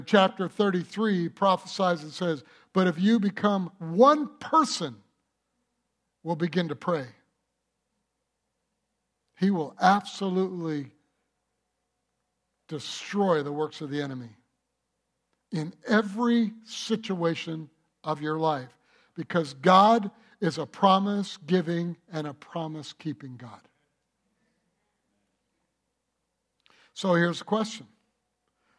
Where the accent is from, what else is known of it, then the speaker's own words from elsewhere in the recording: United States; I'm not from Germany. I'm from the United States of America, of German descent